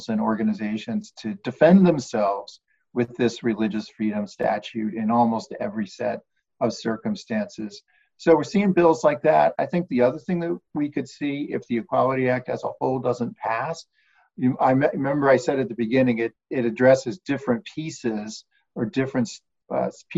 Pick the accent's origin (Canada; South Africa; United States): United States; we as American citizens